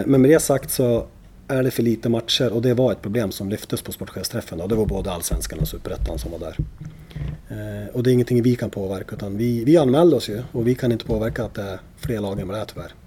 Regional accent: Gävle, Gävleborg County, Sweden; som Gävlebo

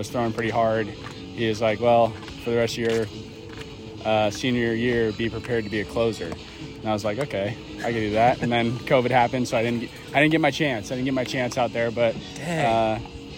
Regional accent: Monrovia, California, United States; I am from Pasadena. Well, more specifically Monrovia

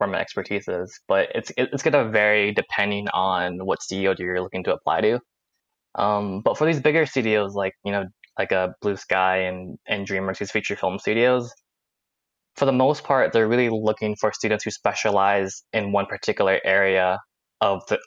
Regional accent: Silicon Valley, California, United States; moved away as an adult; now in East Coast, United States; I'm from California. I'm from the Silicon Valley, so everyone there is very tech oriented

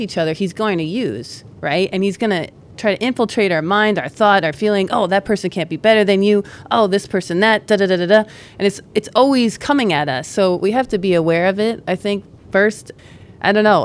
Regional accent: Greenwich, Connecticut, United States; I'm from Greenwich

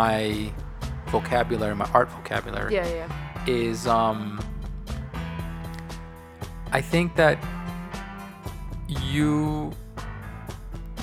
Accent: New York City, New York, United States; I grew up in New York

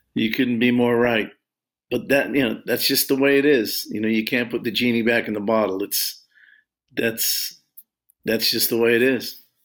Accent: Long Beach, California, United States; I grew up in California

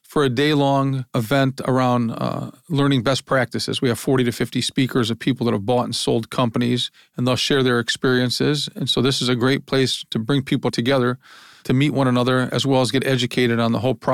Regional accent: Lorain, Ohio, United States; born there; I was born in Lorain, Ohio, industrial town.

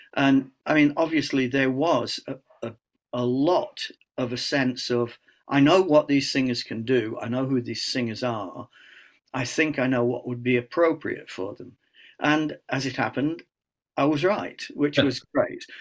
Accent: Scunthorpe, Yorkshire and the Humber, United Kingdom; I'm from Scunthorpe

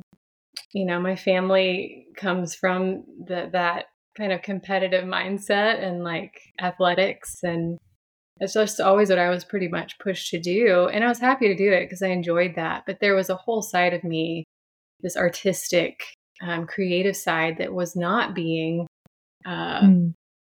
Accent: Franklin, Tennessee, United States; I was raised here in the South. I'm from Franklin, Tennessee, a little bit south of Nashville

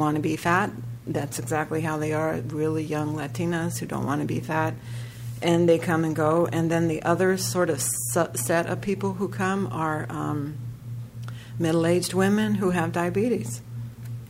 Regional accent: San Francisco, California, United States; I'm from San Francisco.

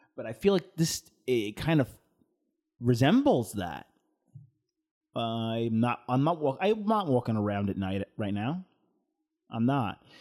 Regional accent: United States

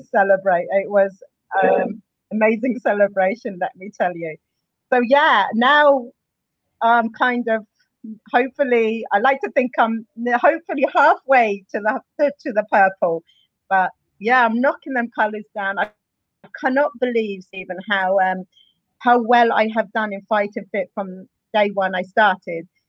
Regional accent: Luton, East of England, United Kingdom; moved away as an adult; also born or lived in Dundalk, Ireland; now in Ireland; I'm originally from England. I, I a place called Luton. I moved over here in 2001.

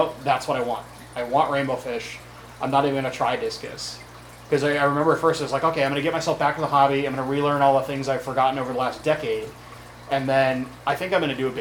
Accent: Kirkland, Washington, United States; now in Seattle, United States; I grew up in Kirkland

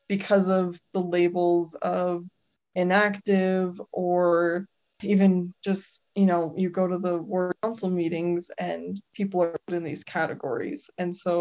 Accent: Utah, United States; I was born and raised in Utah

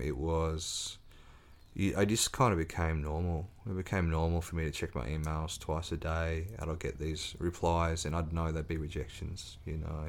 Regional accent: Ridgley, Tasmania, Australia; growing up on the North West Coast, little boy from the country

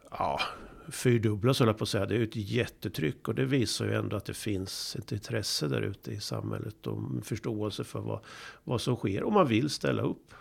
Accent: Sweden; som svensk och i Sverige

